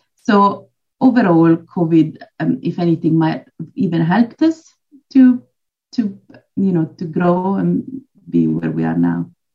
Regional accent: Switzerland; moved away as an adult; now in Poole, United Kingdom; I'm actually originally from Switzerland, but I've uh, lived in the UK almost 20 years now, and I'm based in Dorset Pool.

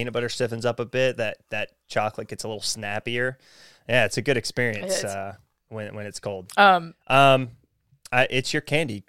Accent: Texas, United States; I grew up in Texas.

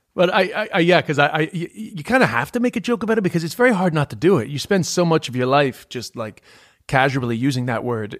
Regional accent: New York City, New York, United States; accent: New York; moved away; also born or lived in Ireland; I'm from New York, but I've lived in Ireland. I mean, I wasn't lying, but like I'm from Queens

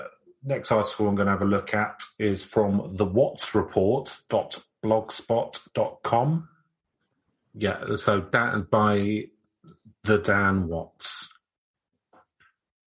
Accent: United Kingdom; as a Brit

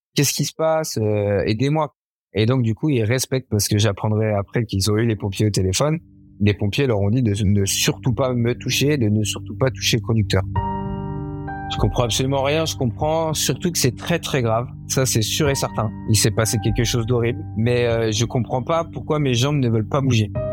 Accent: Issoudun, Centre-Val de Loire, France; also born or lived in Esperança, Brazil; j'ai passé euh, toute mon enfance et mon adolescence dans une ville qui s'appelle Issoudun, en région centre

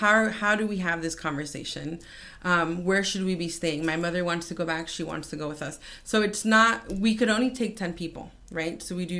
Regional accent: Hialeah, Florida, United States; growing up in Miami Lakes, Hialeah, and I go back to Cuba

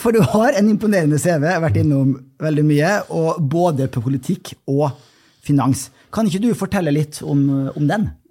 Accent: Molde, Møre og Romsdal, Norway; fra min hjemby Molde

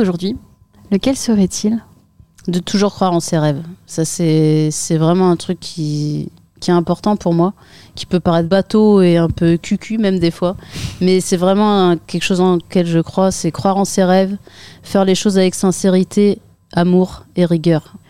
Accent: Saint-Quentin, Hauts-de-France, France; j'ai grandi en Picardie. Euh, dans, une ville qui s'appelle Saint-Quentin

